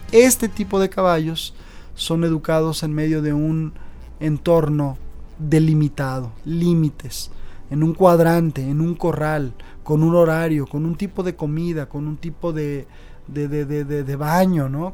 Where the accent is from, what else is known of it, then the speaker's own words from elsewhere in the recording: Mexico; nosotros como mexicanos